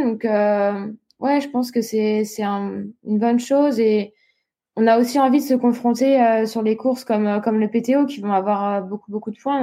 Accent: Réunion; now in Nice, France; l'île de la Réunion, là où j'ai grandi

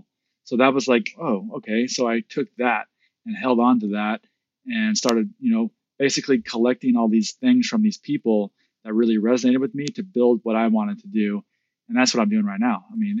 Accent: Midwest, United States; growing up in the Midwest and experiencing this, I was a bit skeptical

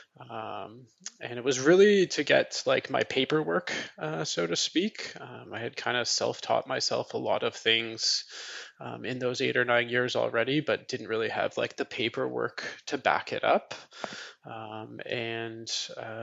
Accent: Toronto, Ontario, Canada; moved away as an adult; now in Gatineau, Canada; I'm originally from Toronto, Ontario, Canada, but recently moved over to our Francophone side

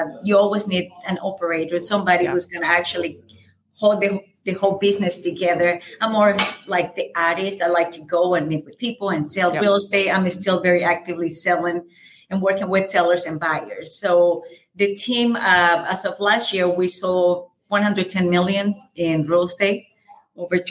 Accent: El Salvador; English is a second language; moved away as an adult; I have a very light accent. I'm from El Salvador. I moved here when I was 20 years old.

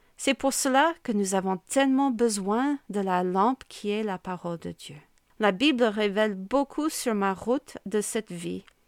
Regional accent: United States; accent: American; French is a second language; moved away as an adult; now in Amiens, France; je pense que tu peux constater mon accent bien américain, qui ne se perd pas même après plus de 20 ans vécu en France

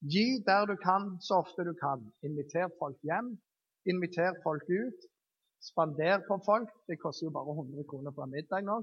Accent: Jæren, Rogaland, Norway; jeg er jærbu

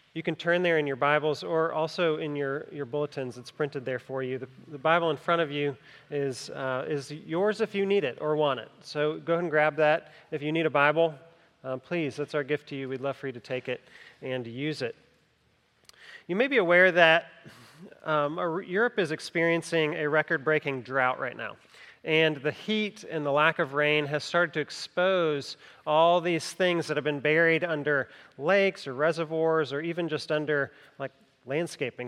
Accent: Greenville County, South Carolina, United States; I grew up in Greenville County, not in Greenville, Greenville, but Greenville County

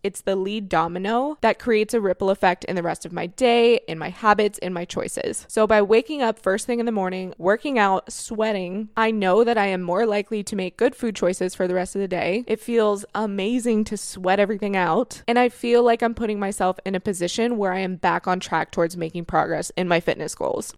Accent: Florida, United States; moved away; you guys know I'm from Florida. Whenever I go home from Florida

